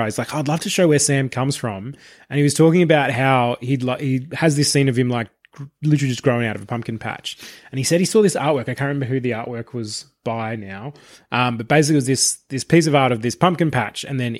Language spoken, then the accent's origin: English; Australia; So I've never really, obviously growing up in Australia